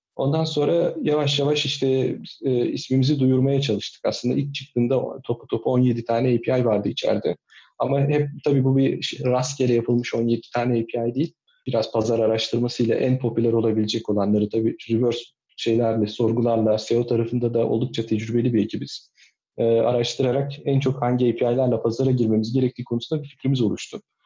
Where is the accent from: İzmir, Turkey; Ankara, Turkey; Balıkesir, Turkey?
İzmir, Turkey; moved away as an adult; also born or lived in Nazilli, Aydın / Istanbul; now in Kuşadası, Turkey; Aydın Nazilli'de doğdum, İzmir'de büyüdüm.